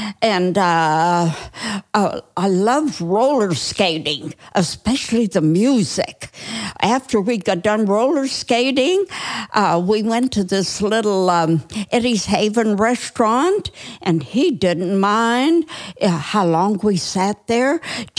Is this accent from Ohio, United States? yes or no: yes; Newton Falls, Ohio, United States; also born or lived in Youngstown, Ohio; I grew up in a little town called Newton Falls, and that's about 22 miles from Youngstown.